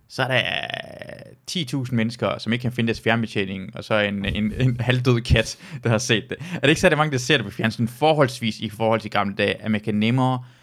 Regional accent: Jutland, Denmark; also born or lived in Iran; kommer jeg fra altså, Jylland

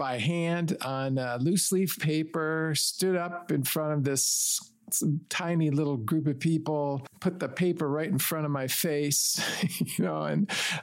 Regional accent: Detroit, Michigan, United States; now in Chicago, United States; I grew up in the Detroit area

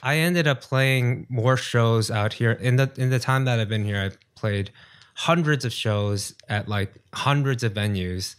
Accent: New York, United States; moved away as an adult; now in South Korea; Born and raised in New York.

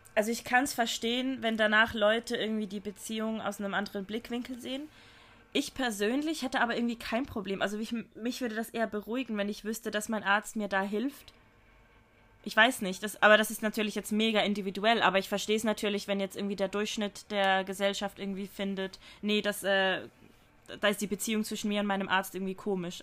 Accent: Switzerland; bei uns in der Schweiz

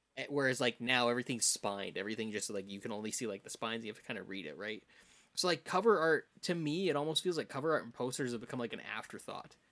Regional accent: Saskatoon, Saskatchewan, Canada; I grew up in Saskatoon

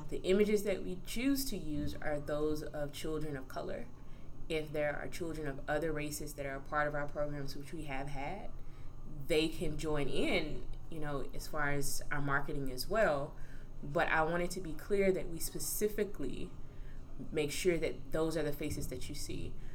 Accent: Fairfield, Alabama, United States; moved away as an adult; also born or lived in Maryland; I'm originally from Fairfield, Alabama

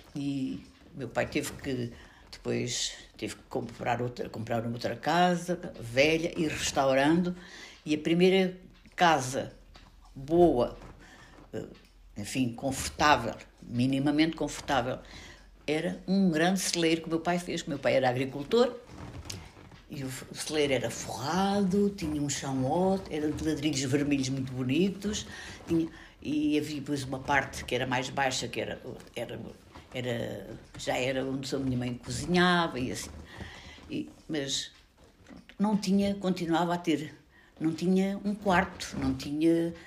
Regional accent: Portugal; also born or lived in Chamusca, Ribatejo; A minha terra era uma terra de gente pobre, mas que era muito solidária, onde se recebia muito bem as pessoas que vinham de fora, onde apareceram também alguns fugidos de Espanha

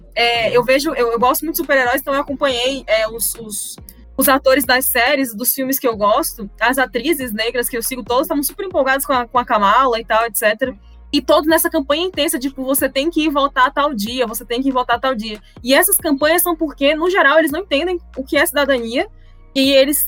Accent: Brazil; sou brasileira

